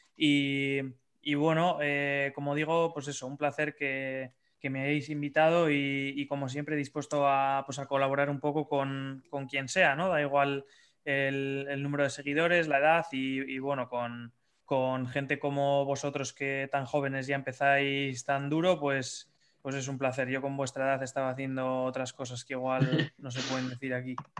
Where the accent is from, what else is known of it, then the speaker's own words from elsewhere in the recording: Bilbao, Basque Country, Spain; soy de Bilbao